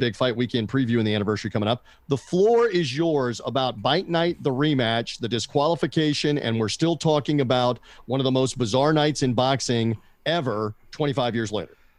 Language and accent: English; Memphis, Tennessee, United States; my hometown of Memphis, Tennessee